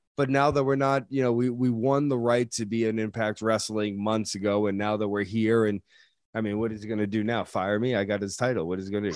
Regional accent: New England, United States; we're all from the same area, we're all from the New England area

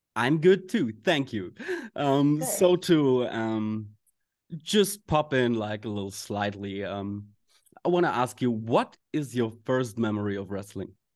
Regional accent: Germany; we Germans

